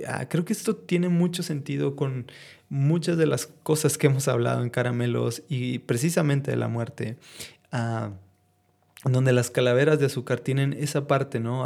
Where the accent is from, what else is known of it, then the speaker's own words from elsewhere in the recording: northern Mexico, Mexico; son parte de nuestras raíces como mexicanos